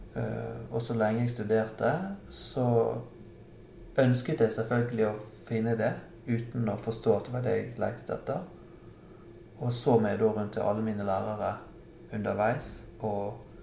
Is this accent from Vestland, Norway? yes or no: yes; Bergen, Vestland, Norway; Som bergenser